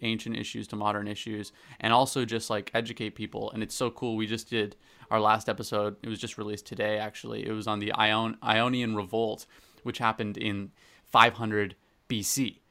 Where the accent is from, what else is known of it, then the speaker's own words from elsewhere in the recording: Canada; I'm, I'm Canadian.